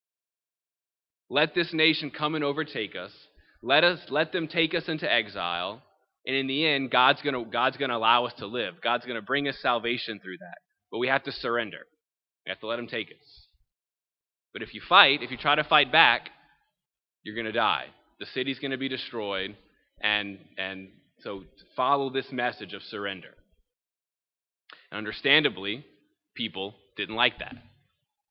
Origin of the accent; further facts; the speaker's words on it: Thibodaux, Louisiana, United States; I'm originally born and raised in Thibodaux